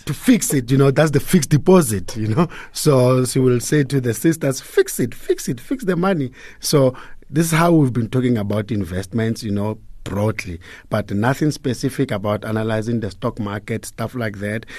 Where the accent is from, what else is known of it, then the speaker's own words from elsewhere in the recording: Hammanskraal, Gauteng, South Africa; I was born and bred in Pretoria, a town called Hammanskraal.